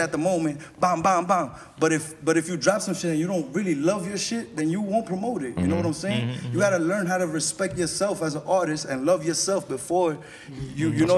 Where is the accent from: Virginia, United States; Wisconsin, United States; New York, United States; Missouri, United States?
New York, United States; New York City; first language English; I'm from Corona